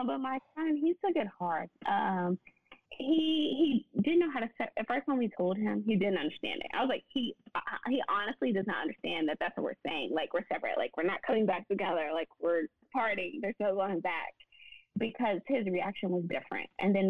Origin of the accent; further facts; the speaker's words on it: Nashville, Tennessee, United States; now in Dallas, United States; because I'm from Nashville. So I moved to Dallas with no family.